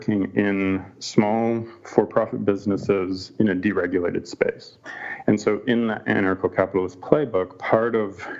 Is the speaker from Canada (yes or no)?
yes; Canada; moved away; my home country of Canada